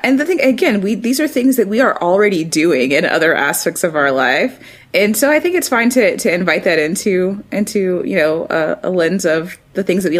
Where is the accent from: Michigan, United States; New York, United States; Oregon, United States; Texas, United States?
Texas, United States; Austin; Liz and I both were born and raised in Texas, you know, which is, I mean, I'm from Austin, which is slightly, I mean, like people talk about Austin as being the liberal oasis, but Austin is still a very segregated city